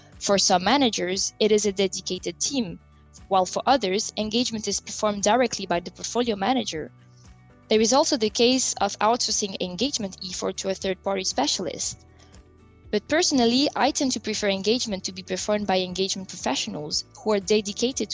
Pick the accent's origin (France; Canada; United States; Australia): France; moved away; also born or lived in different countries across Europe; I was born and raised in France, but I have lived in different countries across Europe.